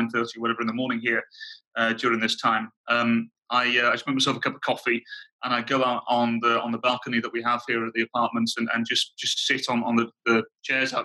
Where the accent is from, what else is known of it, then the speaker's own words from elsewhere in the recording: England, United Kingdom; moved away; as an Englishman abroad